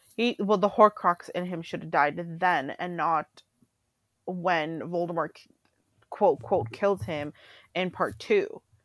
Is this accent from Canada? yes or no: yes; Canada; I'm Canadian